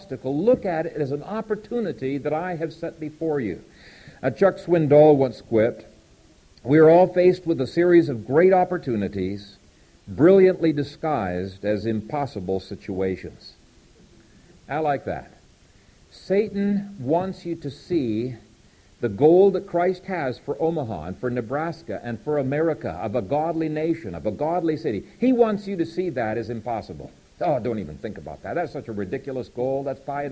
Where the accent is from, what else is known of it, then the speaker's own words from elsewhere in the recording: Ethiopia; moved away; the country I grew up in Ethiopia